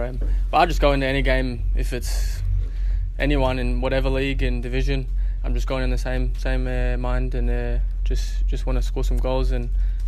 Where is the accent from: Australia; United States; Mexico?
Australia; now in Scotland, United Kingdom; I grew up in Australia